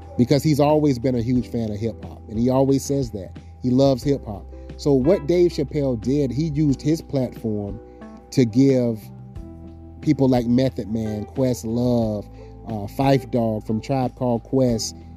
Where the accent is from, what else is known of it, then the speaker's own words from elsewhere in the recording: the South, United States; now in Seattle, United States; me being from the South